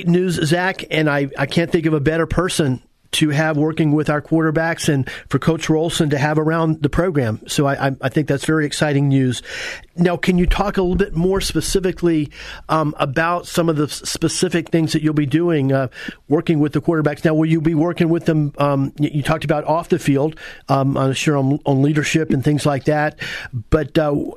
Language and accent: English; Apopka, Florida, United States; I'm from Apopka